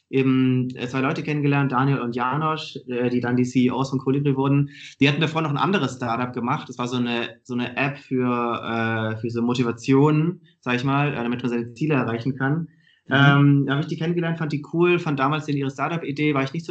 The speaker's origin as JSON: {"language": "German", "town": "Stuttgart", "region": "Baden-Württemberg", "country": "Germany", "tie": "born or raised there", "said": "Ähm, ich komme komm aus Stuttgart, also eigentlich aus einer ähnlichen Gegend wie, wie du."}